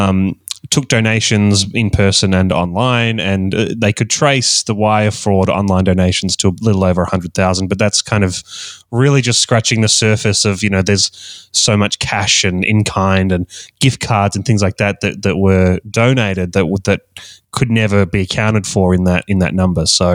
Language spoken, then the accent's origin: English; Australia; accent: Australian; I'm from Australia, hence the Australian accent.